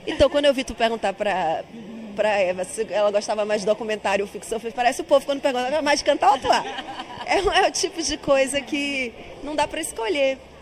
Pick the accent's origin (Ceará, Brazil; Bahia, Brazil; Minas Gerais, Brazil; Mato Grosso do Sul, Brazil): Bahia, Brazil; accent: nordestino; Eu sou nordestina, tenho um sotaque forte, tenho esse negócio que tem que neutralizar o sotaque, que o Sudeste pede pra gente mas eu sou bastante baiana